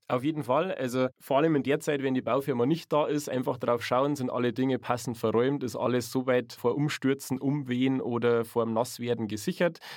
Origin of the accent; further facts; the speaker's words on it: Chiemgau, Bavaria, Germany; Gerade im Chiemgau, genau. Also mhm. aus meiner Heimat